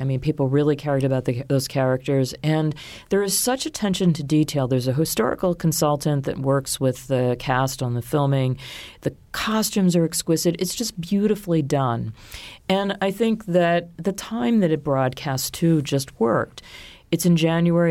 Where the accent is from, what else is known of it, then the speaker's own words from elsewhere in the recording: Baltimore, Maryland, United States; moved away as an adult; also born or lived in Washington / New York; I grew up outside of Baltimore in an area that was somewhat rural